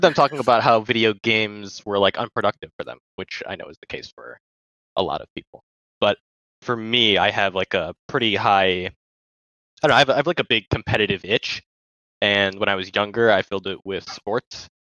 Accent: Baltimore, Maryland, United States; I'm from Baltimore, Maryland.

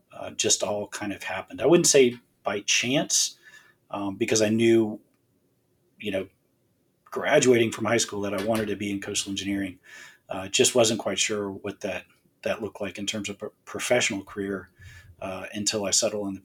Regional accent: Southwest Florida, United States; now in Alabama, United States; I'm from Southwest Florida.

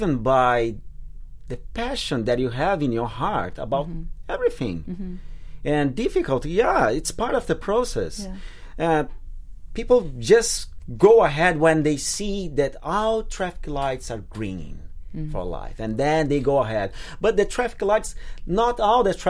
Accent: Brazil; accent: Brazilian; moved away; Brazil, I'm Brazilian

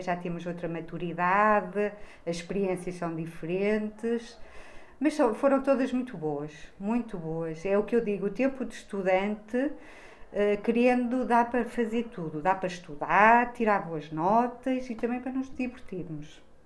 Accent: Bragança, Norte, Portugal; now in Braga, Portugal; eu não sou daqui, uh, eu sou transmontana, sou de Bragança e, portanto, vivo em Braga

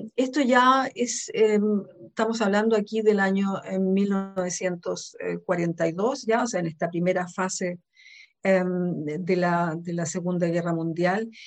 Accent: Santiago, Santiago Metropolitan Region, Chile; now in Germany; soy nacida en Santiago de Chile, en Sudamérica, pero vivo en Alemania desde hace aproximadamente 35 años

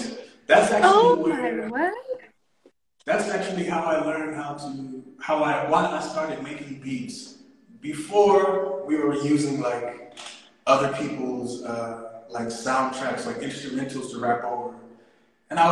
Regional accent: Nashville, Tennessee, United States; now in South Africa; I was born in Tennessee, Nashville, Tennessee, but I've been in SA for about, since 2004, so quite some time.

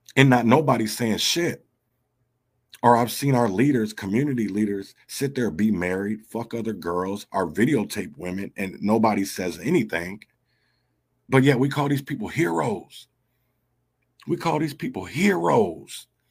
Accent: Minneapolis, Minnesota, United States; I grew up in North Minneapolis

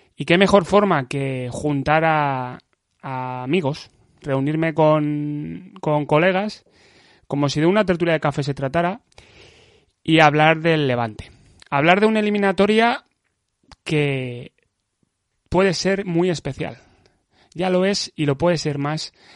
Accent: Valencia, Valencian Community, Spain; como somos falleros, como somos de Valencia

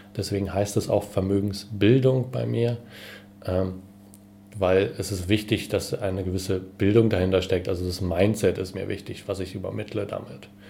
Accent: Berlin, Germany; bin Berliner

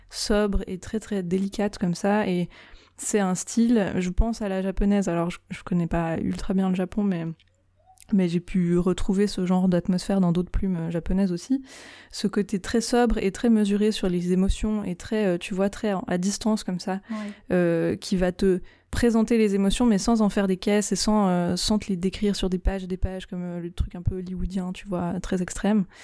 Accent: Switzerland; je suis suisse

